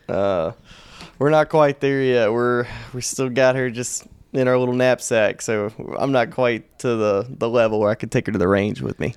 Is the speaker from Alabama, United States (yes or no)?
yes; Alabama, United States; born bred an L S U Tiger in, in Alabama, Auburn country.